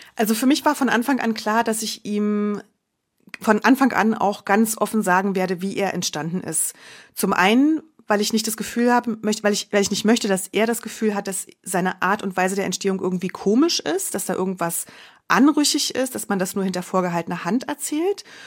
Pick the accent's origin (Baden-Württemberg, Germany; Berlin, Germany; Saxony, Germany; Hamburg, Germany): Berlin, Germany; moved away as an adult; also born or lived in Munich; Ich komme ursprünglich aus Berlin, hatte meine Familie dann also hier in der Nähe